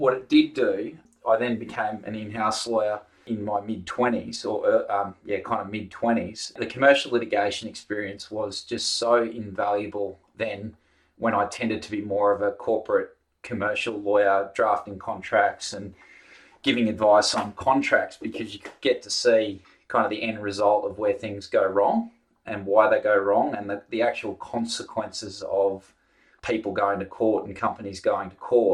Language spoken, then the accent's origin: English; Brisbane, Queensland, Australia; I grew up in Brisbane